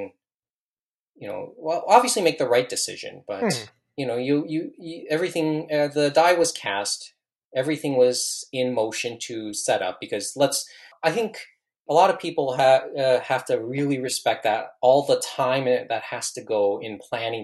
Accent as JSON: {"language": "English", "town": "Mississauga", "region": "Ontario", "country": "Canada", "tie": "born or raised there", "said": "I'm from Mississauga, just for reference. So it's my hometown."}